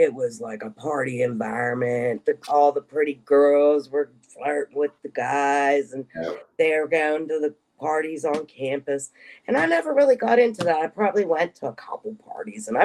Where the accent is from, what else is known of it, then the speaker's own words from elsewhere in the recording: Pittsburgh, Pennsylvania, United States; moved away as an adult; also born or lived in Harrisburg, Pennsylvania; when I graduated high school, I moved from Pittsburgh to Harrisburg